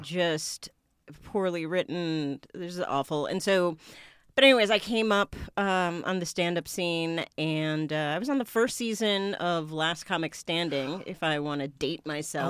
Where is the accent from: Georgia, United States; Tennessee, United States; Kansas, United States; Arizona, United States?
Arizona, United States; Tucson; moved away; I grew up mainly in, in Tucson, Arizona